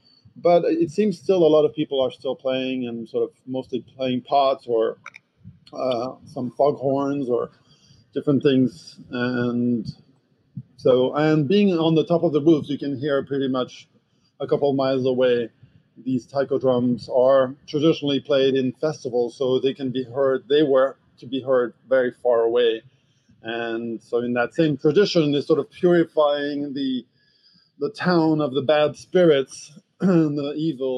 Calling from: Manhattan, New York, United States; Well, I am in the northern tip of Manhattan, so it's called Inwood, north of Washington Heights, for those who are familiar with the city.

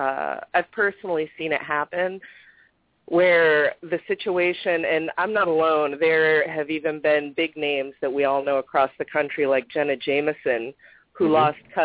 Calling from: Florida, United States; I'm calling from Florida.

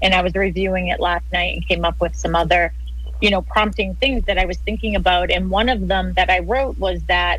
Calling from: Boston, Massachusetts, United States; So I am calling in from Boston. That's where we are.

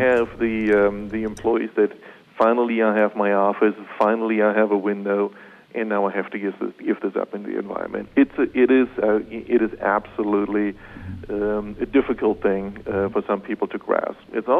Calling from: Munich, Bavaria, Germany; I'm calling in from Munich.

